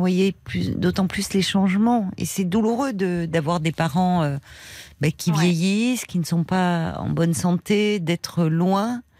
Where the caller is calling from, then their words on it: California, United States; Donc, moi, je suis près de San Francisco.